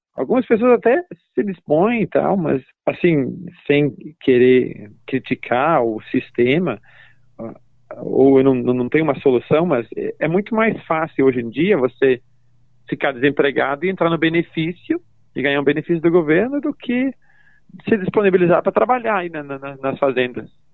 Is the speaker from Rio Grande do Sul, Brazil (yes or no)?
yes; Veranópolis, Rio Grande do Sul, Brazil; moved away as an adult; also born or lived in Farroupilha / United States; now in New Zealand; Eu, eu nasci e cresci, um, e, quer dizer, em Veranópolis